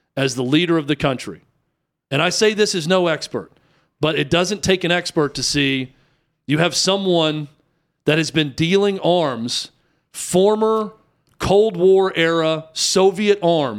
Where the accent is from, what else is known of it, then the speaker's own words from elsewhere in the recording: United States; we were simply born as an American citizen